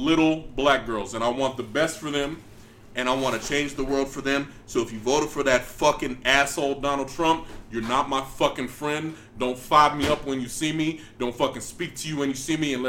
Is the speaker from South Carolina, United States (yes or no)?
no; San Antonio, Texas, United States; I grew up on the North fucking West, San Antonio, Deuce Dime, Countdown City